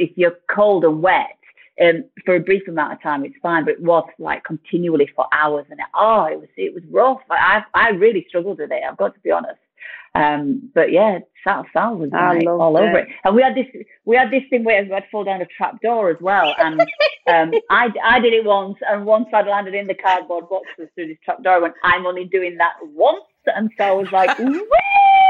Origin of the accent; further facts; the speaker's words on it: Rotherham, Yorkshire and the Humber, United Kingdom; Well, I'm from Rotherham